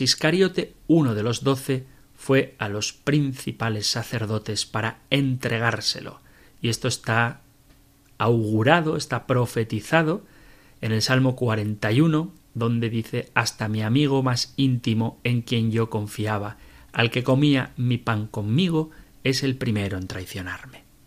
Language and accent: Spanish; San Sebastián, Basque Country, Spain; San Sebastián, mi tierra natal